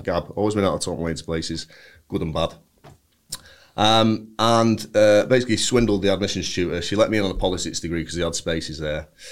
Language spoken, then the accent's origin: English; Bury, North West England, United Kingdom; I'm from Bury